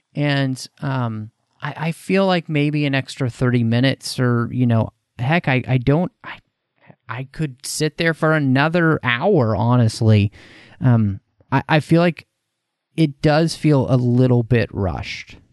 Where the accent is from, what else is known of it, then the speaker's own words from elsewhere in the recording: United States; speaking as an American